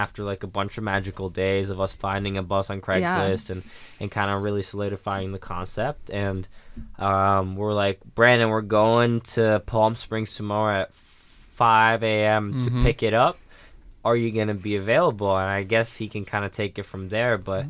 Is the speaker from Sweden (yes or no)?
yes; Sweden; So growing up in Sweden, basketball was bigger than people would think, wow.